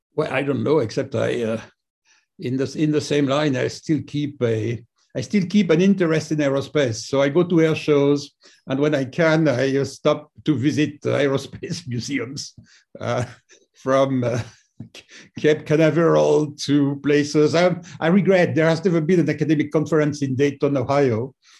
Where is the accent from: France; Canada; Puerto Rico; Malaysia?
France; just outside Paris, Île-de-France; I grew up just outside Paris